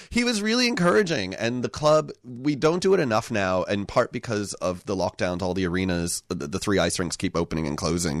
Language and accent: English; United States; now in Victoria, Australia; I grew up in the U S.